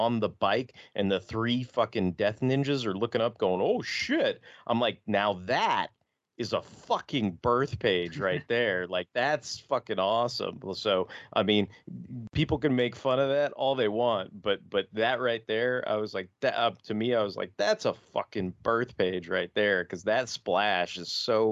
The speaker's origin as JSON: {"language": "English", "town": "New York City", "region": "New York", "country": "United States", "tie": "born or raised there", "said": "I was born in Brooklyn"}